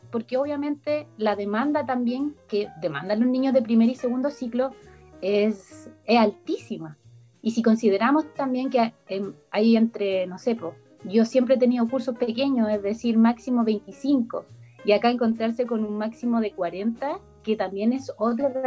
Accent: Santiago, Santiago Metropolitan Region, Chile; now in Concepción, Chile; Mira, yo de partida, mi historia, vengo de Santiago, eh, llegué en 2012 y me quedé en, Concepción

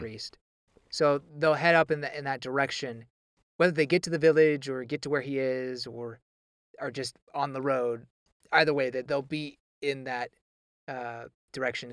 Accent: United States; accent: American English; as an American

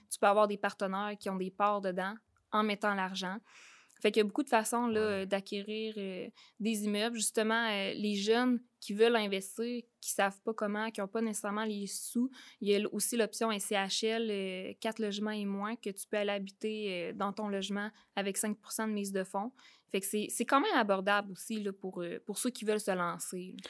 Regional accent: Saint-Zacharie, Quebec, Canada; je viens de la Beauce. Euh, je viens de Saint-Zacharie. Euh, je suis une fille, euh, en fait, qui est née sur une ferme

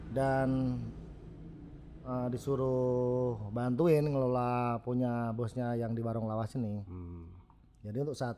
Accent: Salatiga, Central Java, Indonesia; Karena pertama saya orang Salatiga

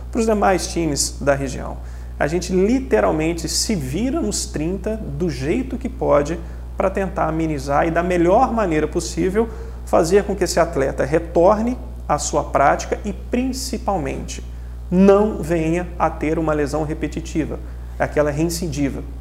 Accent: Juiz de Fora, Minas Gerais, Brazil; born there; eu sou nascido em Crado, Juiz de Fora. E eu sou um torcedor, cara, do futebol de Juiz de Fora.

